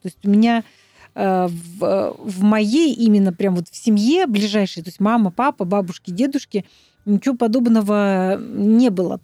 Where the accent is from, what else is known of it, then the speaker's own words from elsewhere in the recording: Altai Krai, Russia; now in Moscow, Russia; я с Алтая